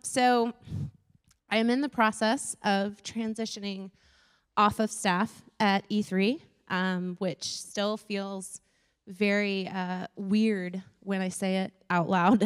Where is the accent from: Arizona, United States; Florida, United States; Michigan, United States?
Florida, United States; I grew up in Florida